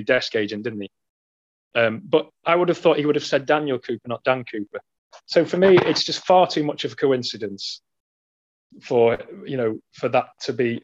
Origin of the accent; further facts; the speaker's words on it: United Kingdom; we're both British